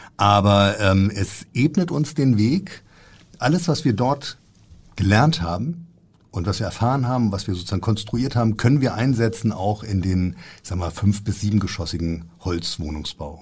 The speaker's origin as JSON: {"language": "German", "town": "Frankfurt", "region": "Hesse", "country": "Germany", "tie": "born or raised there", "moved": "yes", "lives_now": "Hamburg, Germany", "said": "Ich bin in Frankfurt geboren"}